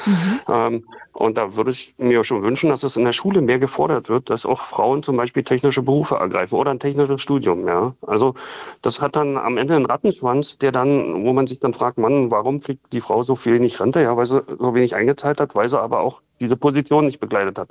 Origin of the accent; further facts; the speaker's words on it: Saxony, Germany; also born or lived in Berlin; now in Königs Wusterhausen, Germany; ja, komme ich aus Sachsen